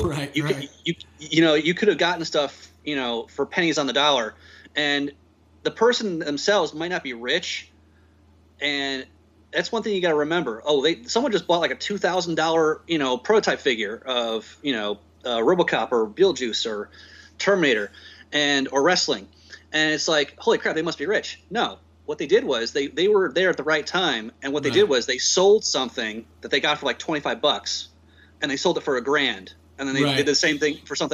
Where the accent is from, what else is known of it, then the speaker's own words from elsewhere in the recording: Connecticut, United States; moved away; When I used to live up in Connecticut, I was born and raised up in Connecticut